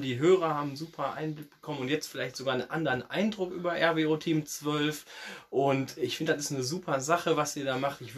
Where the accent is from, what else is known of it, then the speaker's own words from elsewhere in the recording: North Rhine-Westphalia, Germany; born there; Ich komme ja ähm, gebürtig aus dem Kreis ähm, Rees-Bocholt und da gibt es ja in Rede eine Mannschaft, das ist DJK Rede 4.